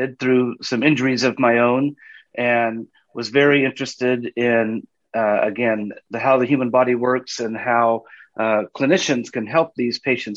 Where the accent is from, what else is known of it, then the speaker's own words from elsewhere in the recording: Southern California, United States; I grew up in Southern California